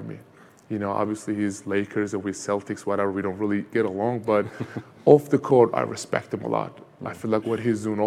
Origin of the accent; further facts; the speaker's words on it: Van, Turkey; now in United States; where I grew up in Turkey was east side of Turkey, called Van, V-A-N